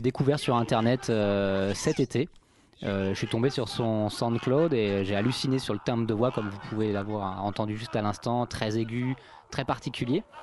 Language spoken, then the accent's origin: French; France; quand on est français